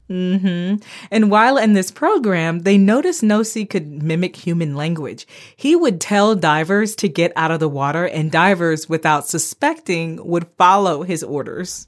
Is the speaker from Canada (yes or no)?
no; Bahamas; moved away; also born or lived in Florida, United States; Growing up in the Bahamas and in Florida